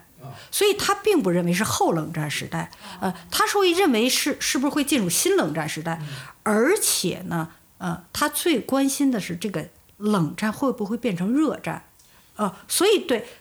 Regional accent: China; 我们中国人其实对世界上的这个舆论场在涌动什么呢？太不敏感。

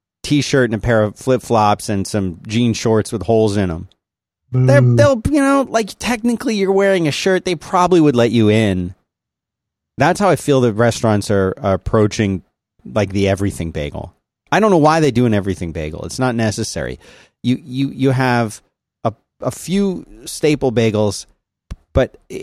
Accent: Philadelphia, Pennsylvania, United States; moved away; also born or lived in South Florida; I grew up in Philadelphia and then South Florida.

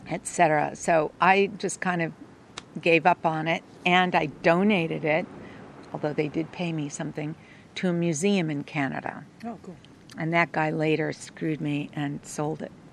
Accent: East Coast, United States; I was from the East, so

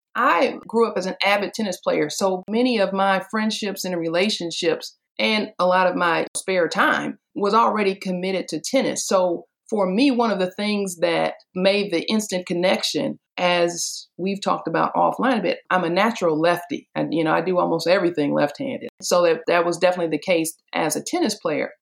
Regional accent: Detroit, Michigan, United States; I grew up in Detroit, Michigan

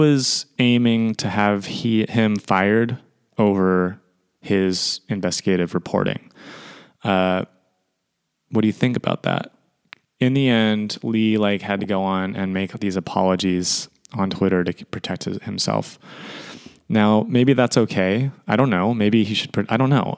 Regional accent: Sacramento, California, United States; the Sacramento Kings, my hometown

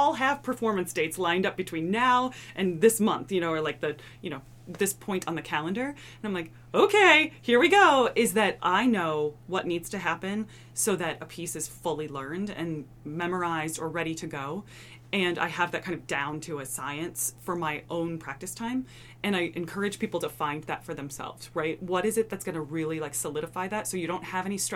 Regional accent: Iowa, United States; moved away; an undergrad back in my home state of Iowa

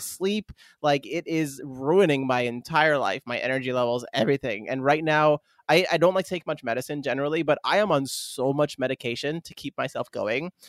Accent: Northeast US East Coast, United States; moved away as an adult; also born or lived in Germany; now in Japan; growing up in the East Coast in the Northeast

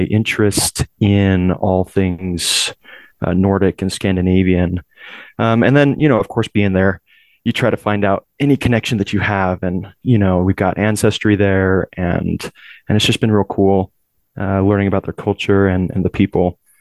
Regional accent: Utah, United States; also born or lived in California; my family moved here to Utah um, when I was still fairly young. I was about six years old, um, so I consider myself more Utah than Californian.

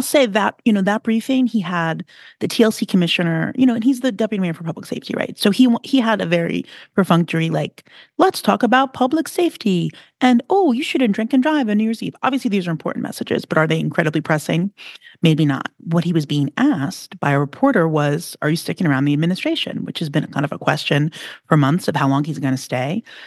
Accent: New York City, New York, United States; you have a New York attitude, so do I. And, you know, I have a real deep ingrained outer borough. I grew up by the ocean

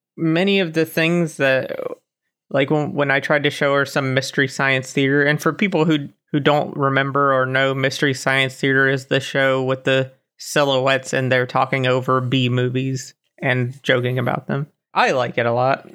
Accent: Florida, United States; now in Germany; I was born in Florida and now I live in Germany

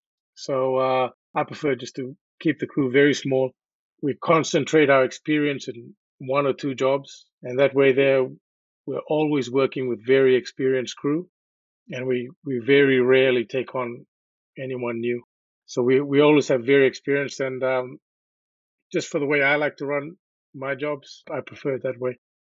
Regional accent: New Zealand; now in Australia; Well, I came to Australia from New Zealand in 1999

